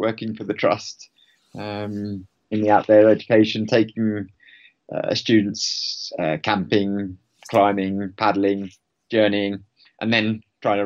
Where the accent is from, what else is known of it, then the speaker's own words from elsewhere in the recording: Hertfordshire, East of England, United Kingdom; moved away as an adult; now in Cumbria, United Kingdom; I'm originally from Hertfordshire